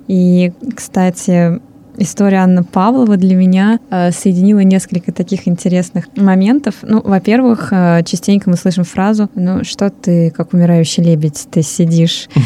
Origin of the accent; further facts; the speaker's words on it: Russia; now in Hungary; три иммигранта из России в Венгрии